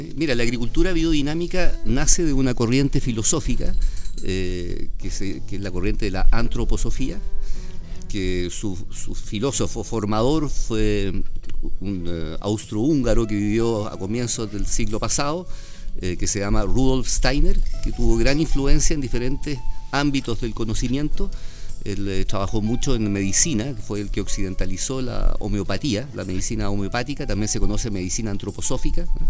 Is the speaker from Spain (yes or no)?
no; Chile